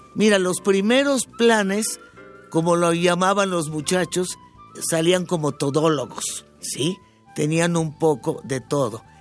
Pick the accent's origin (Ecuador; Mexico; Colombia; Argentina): Mexico; Mexico City; Yo me crié en Bellas Artes cuando tenía dos meses